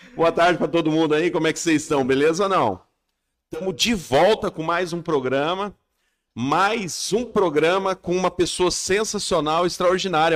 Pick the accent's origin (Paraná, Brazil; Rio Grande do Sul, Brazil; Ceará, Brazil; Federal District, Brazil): Paraná, Brazil; Maringá; Eu nasci em Maringá também